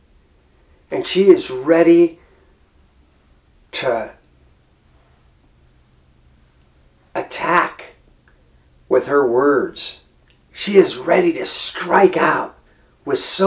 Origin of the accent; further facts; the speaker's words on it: United States; I'm an American.